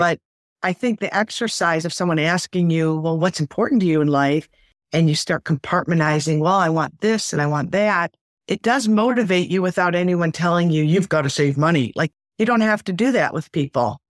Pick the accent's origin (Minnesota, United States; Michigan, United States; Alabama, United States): Michigan, United States; Detroit; I grew up in Detroit.